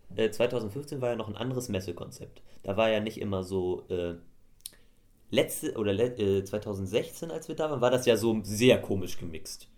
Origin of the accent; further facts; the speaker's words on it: Swabia, Germany; bei uns in Schwaben